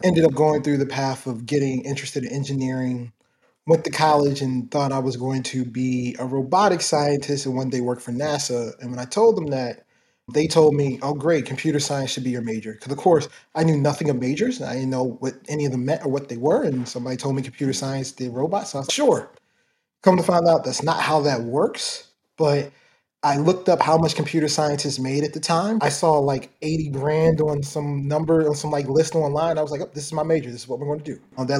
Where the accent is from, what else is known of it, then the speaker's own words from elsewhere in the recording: Baltimore, Maryland, United States; I grew up in Baltimore, Maryland. Started in early parts of my childhood. I was in Baltimore City. Then my family moved out to Baltimore County.